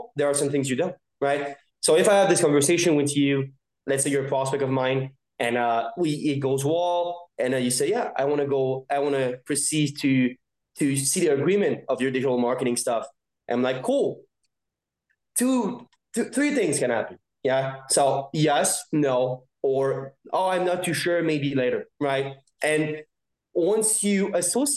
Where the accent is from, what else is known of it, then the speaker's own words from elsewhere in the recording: Montreal, Quebec, Canada; born and raised in Montreal